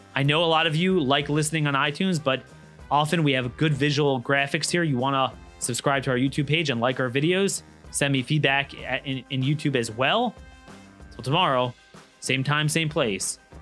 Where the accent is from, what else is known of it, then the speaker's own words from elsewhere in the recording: Maryland, United States; Maryland, my home state